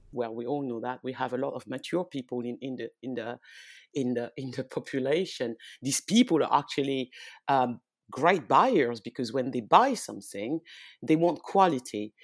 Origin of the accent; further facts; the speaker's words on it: France; also born or lived in West Africa (ancestry); now in London, United Kingdom; I was born in France. Um, I'm from, uh, I'm originally from West Africa. Well, my parents, because I was born in France.